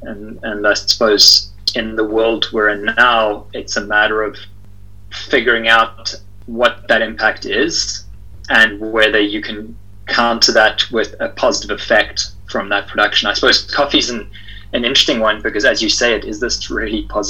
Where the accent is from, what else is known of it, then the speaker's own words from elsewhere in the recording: South Africa; I'm from South Africa